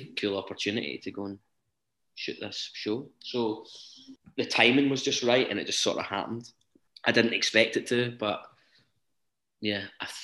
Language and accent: English; Blantyre, Scotland, United Kingdom; I'm from Blantyre originally